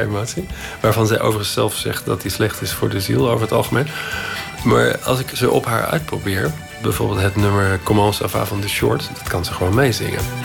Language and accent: Dutch; Netherlands